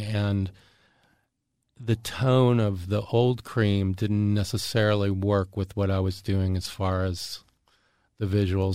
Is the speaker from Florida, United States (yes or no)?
yes; Jacksonville, Florida, United States; also born or lived in Erie, Pennsylvania; I grew up in Jacksonville, Florida. And, uh, my, I'd, I was actually born in, in Erie, Pennsylvania, and my family moved down to Florida when I was two. So Jacksonville's my hometown